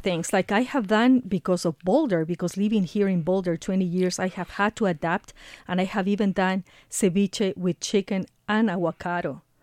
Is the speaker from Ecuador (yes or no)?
yes; Ecuador; moved away; I am originally from Ecuador